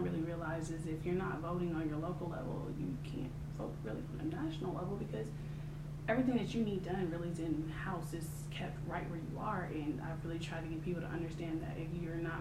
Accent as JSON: {"language": "English", "region": "New Jersey", "country": "United States", "also_born_or_lived": "California", "moved": "yes", "lives_now": "Atlanta, United States", "said": "I'm from Jersey by way of California. I now reside in Atlanta"}